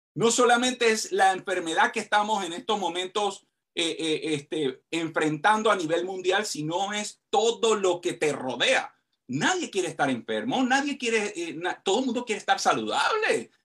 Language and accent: Spanish; Panama; soy de Panamá